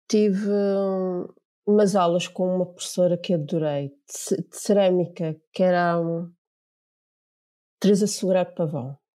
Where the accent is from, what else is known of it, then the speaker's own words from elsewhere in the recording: Angola; moved away as an adult; porque eu tinha 18 anos e ainda não tinha o 12 ano, vinha de Angola, tinha vindo de Angola.